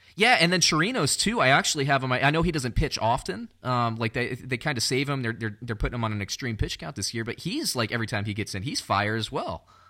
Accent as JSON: {"language": "English", "town": "Orlando", "region": "Florida", "country": "United States", "tie": "born or raised there", "said": "I grew up around Orlando"}